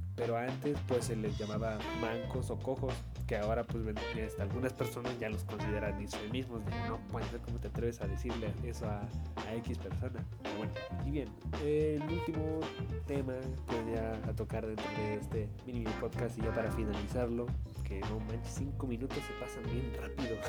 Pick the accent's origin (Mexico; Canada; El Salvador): Mexico; Valle de Bravo, State of Mexico; yo soy de Valle de Bravo